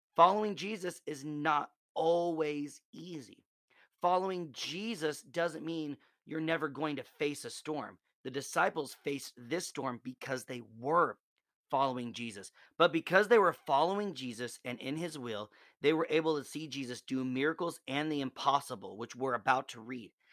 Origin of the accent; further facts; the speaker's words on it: Nebraska, United States; moved away; I'm originally from Nebraska